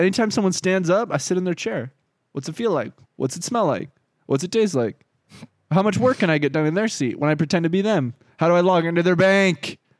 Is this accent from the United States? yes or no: no; Canada; moved away; No, I was from Canada.